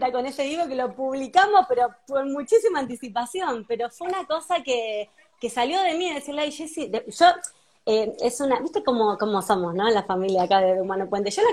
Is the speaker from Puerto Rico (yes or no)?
no; Mar del Plata, Buenos Aires Province, Argentina; de repente ahora estoy en un grupo con un montón de consultores de Mar del Plata, que somos veintipico